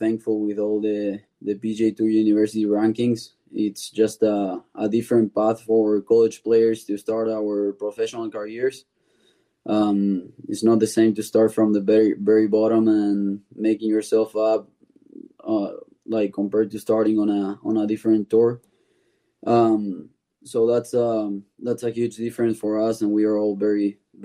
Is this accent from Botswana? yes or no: no; Buenos Aires, Argentina; moved away as an adult; I'm from Buenos Aires